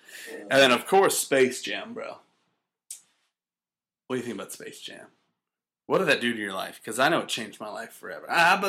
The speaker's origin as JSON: {"language": "English", "region": "North Carolina", "country": "United States", "moved": "yes", "said": "I was from North Carolina, so MJ was a huge deal to everyone there."}